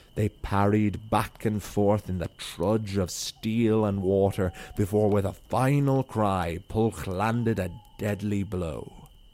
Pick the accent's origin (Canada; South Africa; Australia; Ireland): Ireland; Wicklow, Leinster; you can see Wales from my hometown